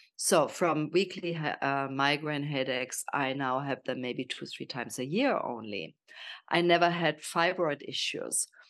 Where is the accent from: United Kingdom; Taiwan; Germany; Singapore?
Germany; accent: German; English is a second language; moved away as an adult; also born or lived in Kenya / South Africa / Miami / Portugal; now in Italy; I'm from Germany, as you probably hear from my accent